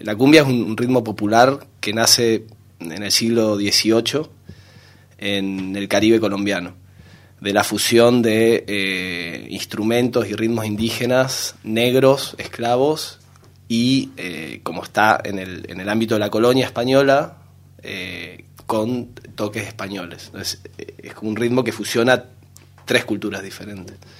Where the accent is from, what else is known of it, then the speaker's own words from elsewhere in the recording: Corrientes, Argentina; moved away as an adult; now in Valencia, Spain; vengo del noreste de Argentina, de una ciudad que se llama Corrientes